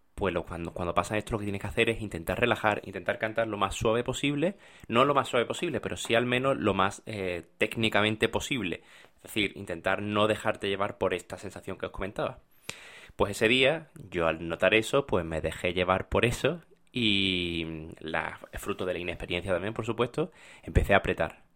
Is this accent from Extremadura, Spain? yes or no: no; Málaga, Andalusia, Spain; moved away; yo soy de Málaga